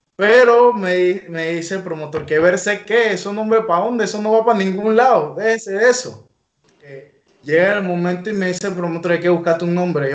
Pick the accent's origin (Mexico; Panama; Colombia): Panama; La Chorrera, Panamá Oeste; Yo vivo aquí en La Chorrera, por eso soy …, es lo que represento y es lo que soy